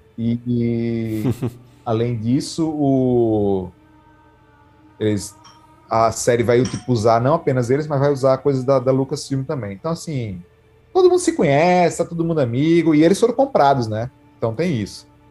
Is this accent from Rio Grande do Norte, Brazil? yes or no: yes; Natal, Rio Grande do Norte, Brazil; moved away; eu fui passar as férias em Natal, que é de onde eu sou